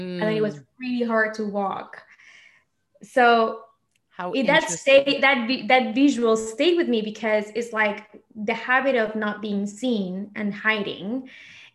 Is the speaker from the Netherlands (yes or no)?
no; Argentina; English is a second language; moved away; I grew up in Argentina